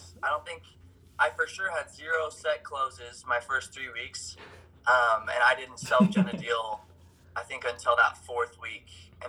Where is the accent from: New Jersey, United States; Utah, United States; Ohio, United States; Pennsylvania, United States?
Utah, United States; Midway; So I'm 24. I'm from Midway, Utah. I've done door-to-door since I got off my mission in 2017. I did a year in Texas.